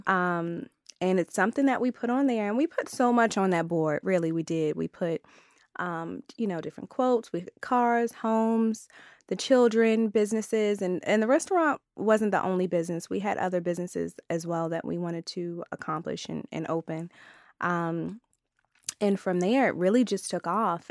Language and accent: English; Maryland, United States; I'm from Maryland